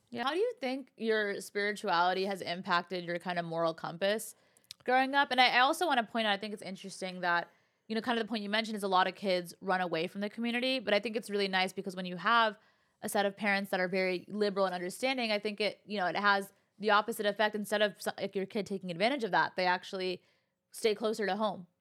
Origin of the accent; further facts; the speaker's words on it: California, United States; I've been born and raised in California